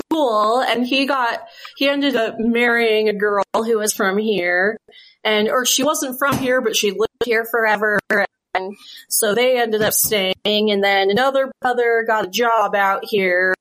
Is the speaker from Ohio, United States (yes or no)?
no; outside of Philly, Pennsylvania, United States; moved away as an adult; also born or lived in Washington, D.C.; now in Utah, United States; I grew up outside of Philly, back east.